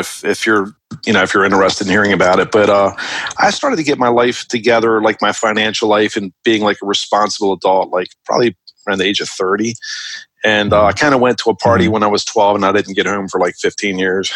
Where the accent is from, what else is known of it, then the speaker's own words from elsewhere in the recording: Baltimore, Maryland, United States; also born or lived in West Hollywood, California / Jacksonville, Florida; Where I grew up in Baltimore City, the ideal thing was to like get a job working at a factory